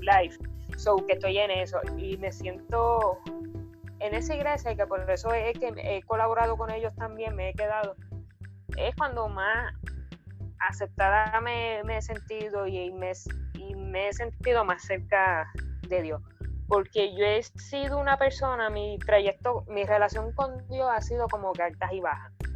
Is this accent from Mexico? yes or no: no; Arecibo, Puerto Rico; soy nacida y criada en Arecibo